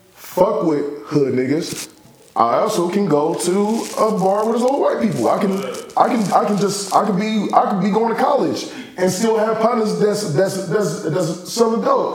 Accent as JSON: {"language": "English", "region": "California", "country": "United States", "said": "I came from California"}